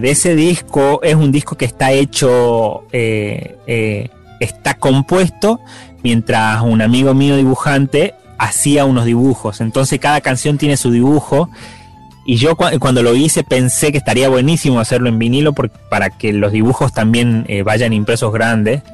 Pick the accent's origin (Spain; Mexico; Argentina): Argentina; Simoca, Tucumán; now in Buenos Aires, Argentina; de donde yo soy